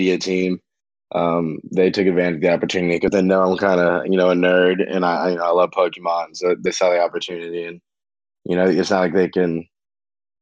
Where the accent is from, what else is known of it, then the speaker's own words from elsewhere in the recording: Oregon, United States; moved away as an adult; also born or lived in Ohio / Florida / Taiwan / Notre Dame, Indiana; we moved to Oregon when I was around five. And I lived there my entire life prior to going to college in Notre Dame